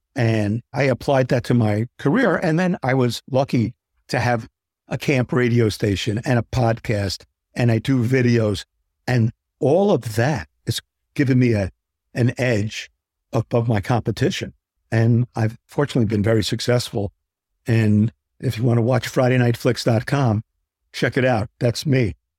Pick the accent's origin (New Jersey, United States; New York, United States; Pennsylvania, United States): New Jersey, United States; Englewood; I worked local cable television news in my hometown in Englewood, New Jersey